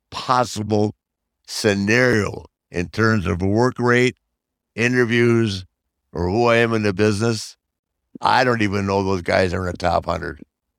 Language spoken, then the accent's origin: English; Charlotte, North Carolina, United States; my hometown of Charlotte?